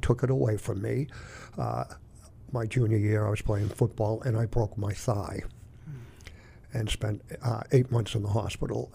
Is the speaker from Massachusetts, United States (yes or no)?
yes; Hingham, Massachusetts, United States; also born or lived in Boston, Massachusetts / Scituate, Massachusetts / Plymouth, Massachusetts; I was born in Boston, and I grew up on the South Shore in Hingham.